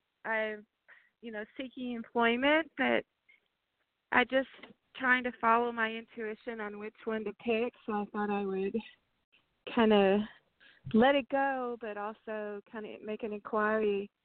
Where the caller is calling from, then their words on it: Texas, United States; I'm calling from Texas.